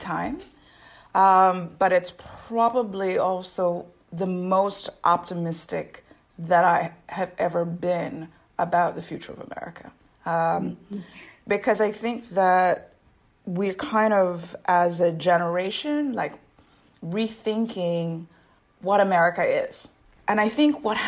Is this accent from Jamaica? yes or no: yes; Jamaica; now in United States; I'm a Jamaican immigrant to the U.S. As immigrants from those countries, we grew up with a different system of government where in Jamaica